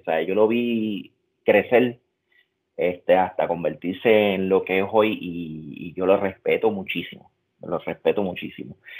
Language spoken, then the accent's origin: Spanish; Puerto Rico; moved away as an adult; also born or lived in Utah, United States; now in United States; En Puerto Rico nos enseñan a pararnos de esta manera.